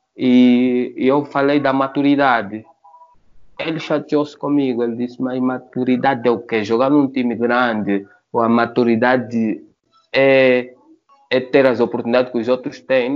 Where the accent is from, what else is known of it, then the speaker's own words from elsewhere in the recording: Angola; somos angolanos e africanos